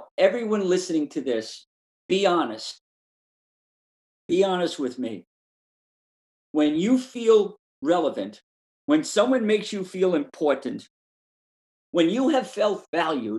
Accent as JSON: {"language": "English", "town": "New York City", "region": "New York", "country": "United States", "tie": "born or raised there", "said": "I was born and raised in Brooklyn, New York"}